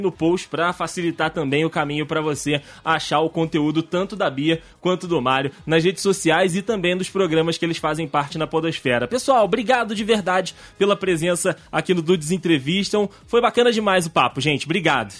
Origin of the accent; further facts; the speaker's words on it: Rio de Janeiro, Brazil; Todo mundo do Rio